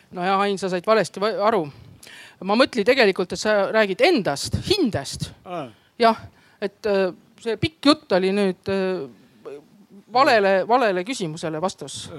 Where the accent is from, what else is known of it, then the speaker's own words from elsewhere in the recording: Võru, Võru County, Estonia; moved away as an adult; now in Tartu, Estonia; ma olen tegelikult Võrost pärit